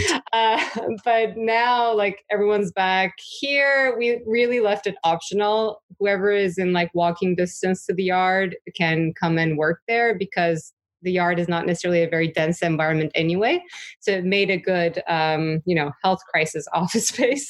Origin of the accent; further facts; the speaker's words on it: Turkey; moved away as an adult; also born or lived in New York; I grew up in Turkey